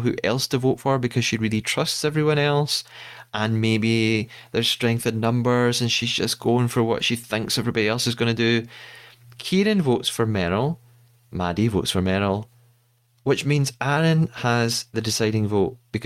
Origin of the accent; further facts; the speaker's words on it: Scotland, United Kingdom; As a Scottish person